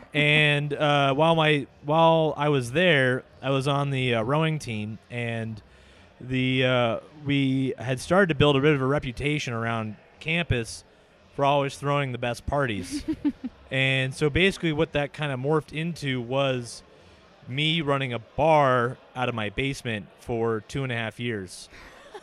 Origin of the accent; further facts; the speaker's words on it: Seattle, Washington, United States; also born or lived in Marietta, Ohio; I was born and raised in Seattle